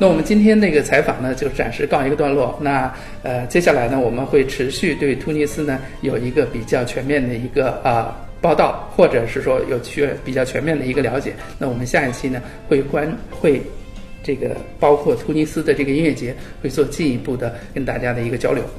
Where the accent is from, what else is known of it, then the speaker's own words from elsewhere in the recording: China; 那我们呃去往这个地方，就是对我们中国人来讲，肯定第一个事儿就得办签证，是吧？